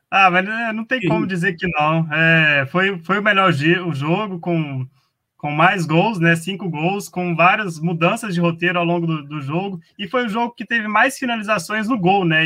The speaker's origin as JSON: {"language": "Portuguese", "country": "Brazil", "said": "Nós como brasileiros"}